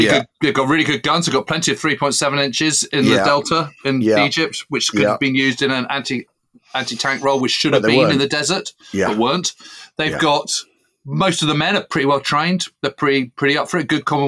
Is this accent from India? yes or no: no; United Kingdom; It's tough as a Brit to kind of be able to write this